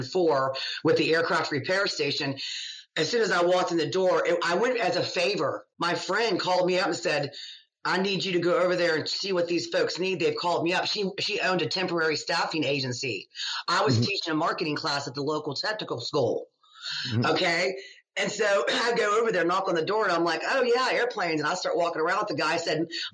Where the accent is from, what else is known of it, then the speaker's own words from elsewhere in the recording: United States; also born or lived in England; being American